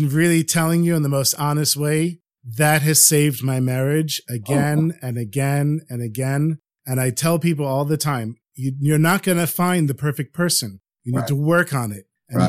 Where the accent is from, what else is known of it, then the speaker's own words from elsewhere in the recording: North Miami Beach, Florida, United States; now in Israel; I grew up in North Miami Beach. So I grew up with the older generation were all Holocaust survivors.